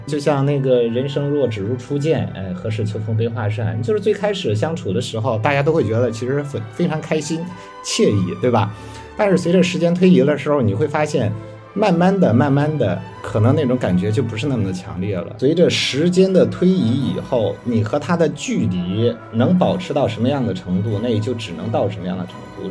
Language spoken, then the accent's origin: Chinese; Zhengzhou, Henan, China; moved away as an adult; now in Shanghai, China; 我家乡是在河南郑州，然后也是在那边上了大学